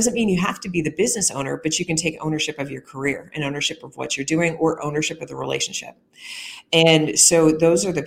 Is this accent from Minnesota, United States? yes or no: no; rural Missouri, United States; in rural Missouri, you could pop over a hill, and I grew up around Amish people